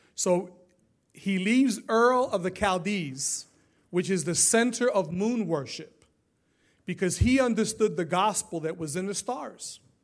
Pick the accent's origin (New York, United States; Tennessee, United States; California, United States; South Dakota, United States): New York, United States; New York City; now in Florida, United States; Growing up in New York City